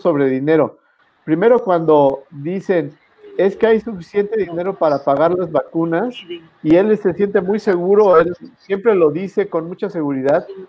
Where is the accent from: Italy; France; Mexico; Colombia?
Mexico; como contribuyente, como mexicano